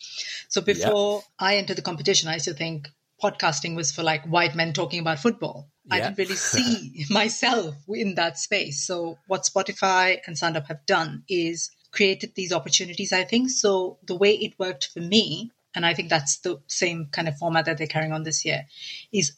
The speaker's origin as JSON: {"language": "English", "country": "India", "tie": "born or raised there", "moved": "yes", "said": "I grew up in India in a very traditional"}